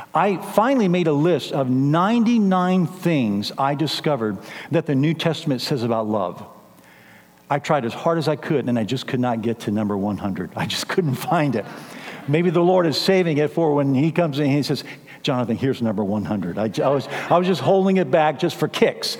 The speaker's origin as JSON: {"language": "English", "town": "San Antonio", "region": "Texas", "country": "United States", "tie": "born or raised there", "also_born_or_lived": "Kansas City", "moved": "as an adult", "lives_now": "San Antonio, United States", "said": "I was raised here in San Antonio"}